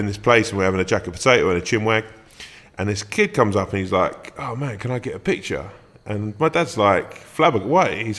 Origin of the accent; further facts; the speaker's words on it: London, United Kingdom; also born or lived in Sutton; I come from South London